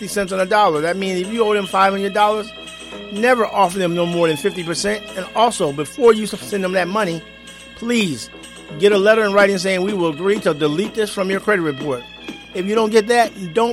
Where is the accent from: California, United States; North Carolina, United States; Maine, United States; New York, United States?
New York, United States; Niagara Falls; now in Atlanta, United States; my hometown page, the Griffin Manor Memorial